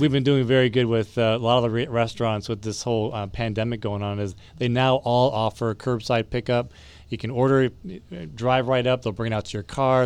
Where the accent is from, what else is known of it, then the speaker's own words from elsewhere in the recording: Ohio, United States; moved away; I come from Ohio, so we have a, some very good, uh, Indian cuisine up there as well